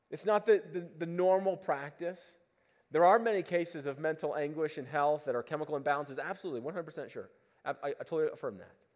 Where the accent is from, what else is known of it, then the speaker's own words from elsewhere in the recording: Boulder, Colorado, United States; I grew up in Boulder